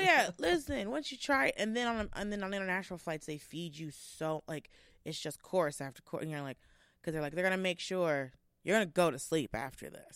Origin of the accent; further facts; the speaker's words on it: Georgia, United States; I'm from Georgia